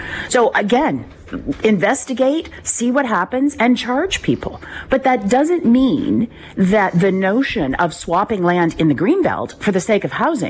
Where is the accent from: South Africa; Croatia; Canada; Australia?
Canada; Listowel, Ontario; I grew up in Listowel, small community, an hour and 45 minutes from Toronto.